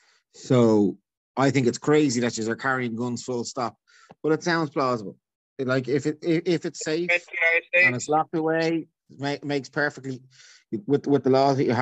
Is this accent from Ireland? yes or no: yes; Dublin, Leinster, Ireland; now in Longford, Ireland; I'm from Dublin, born and bred in Dublin.